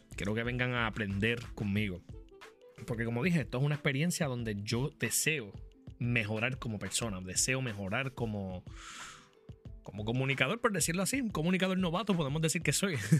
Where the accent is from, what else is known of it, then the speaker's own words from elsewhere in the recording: Arecibo, Puerto Rico; Yo soy un muchacho de Arecibo, nacido y criado en Arecibo, Puerto Rico, sigo viviendo en la misma urbanización